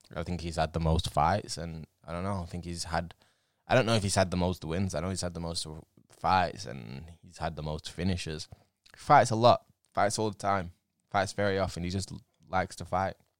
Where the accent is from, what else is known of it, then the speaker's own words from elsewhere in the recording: England, United Kingdom; I'm English